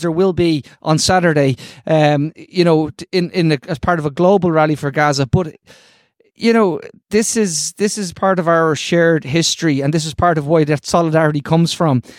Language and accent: English; Ireland; I'm gonna say this as an Irish person